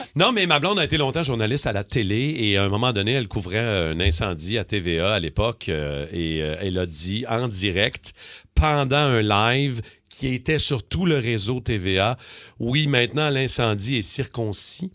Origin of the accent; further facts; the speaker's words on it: Chicoutimi, Quebec, Canada; je viens de Chicoutimi